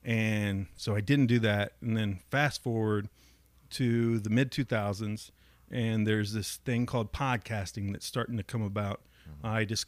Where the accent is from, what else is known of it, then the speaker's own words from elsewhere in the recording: Dayton, Ohio, United States; growing up in East Dayton.